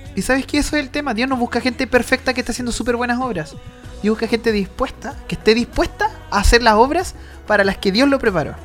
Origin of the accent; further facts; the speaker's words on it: Chile; Nosotros los chilenos